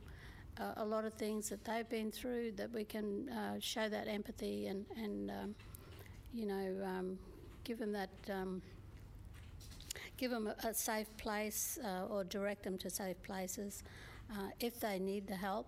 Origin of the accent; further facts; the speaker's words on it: Innisfail, Queensland, Australia; I'm from Innisfail, as Gulladu is